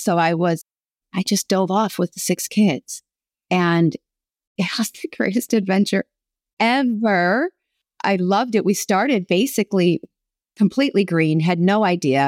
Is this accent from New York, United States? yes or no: yes; Buffalo, New York, United States; now in Southern California, United States; I'm from Buffalo, New York